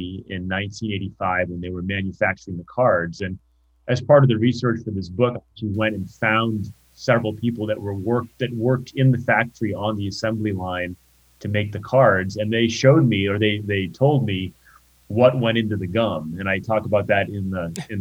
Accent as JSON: {"language": "English", "region": "Rhode Island", "country": "United States", "tie": "born or raised there", "said": "I grew up in Rhode Island"}